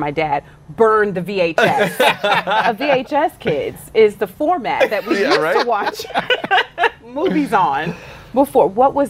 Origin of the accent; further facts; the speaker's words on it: the South, United States; I'm from the South.